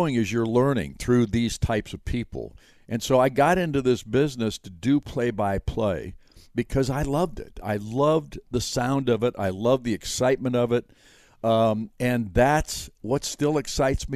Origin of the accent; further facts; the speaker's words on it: Chicago, Illinois, United States; moved away as an adult; also born or lived in Butte, Montana; now in Indiana, United States; the disc jockeys that I'd listened to growing up in Chicago on WLS